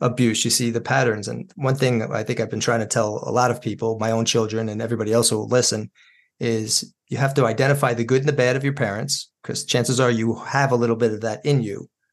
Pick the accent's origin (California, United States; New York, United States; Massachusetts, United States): New York, United States; Yorktown; also born or lived in Brooklyn; moving us out of Brooklyn when they did, I mean, growing up in Yorktown was a blessing